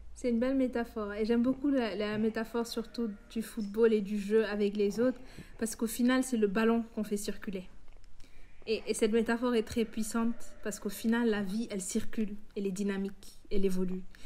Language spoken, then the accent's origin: French; Senegal; en tant que noir, en tant qu'africain, en tant que sénégalais